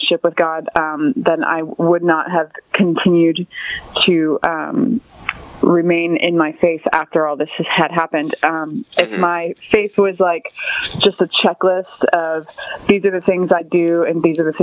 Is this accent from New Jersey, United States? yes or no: no; Port St. Lucie, Florida, United States; now in Vero Beach, United States; I grew up in Port St. Lucie, Florida, and I'm currently living in Vero Beach, Florida